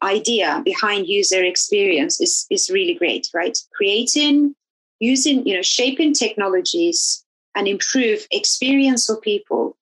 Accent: Turkey; now in London, United Kingdom; I grew up in in Turkey

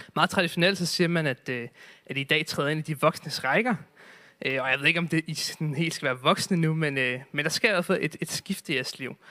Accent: Zealand, Denmark; nu er jeg selv fra Sjælland

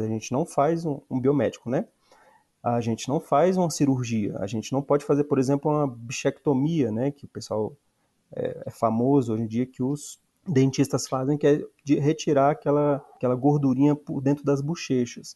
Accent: Ceilândia, Federal District, Brazil; eu sou cidadão ceilandense

